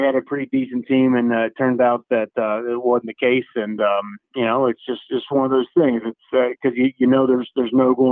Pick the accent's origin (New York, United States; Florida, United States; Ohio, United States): Ohio, United States; Cincinnati; Cincinnati, which is my hometown